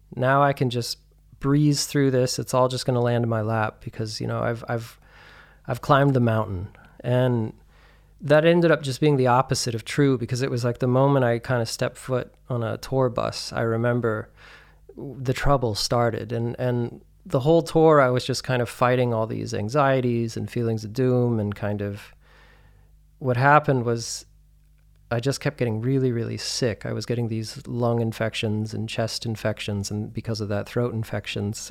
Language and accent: English; Santa Fe, New Mexico, United States; moved away as an adult; also born or lived in Albuquerque, New Mexico / New York; now in Berlin, Germany; I'm originally from New Mexico. Um, I was born in Albuquerque and raised in Santa Fe mostly.